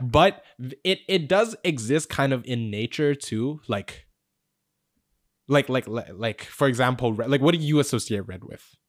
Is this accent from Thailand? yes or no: yes; Thailand; we grew up in Thailand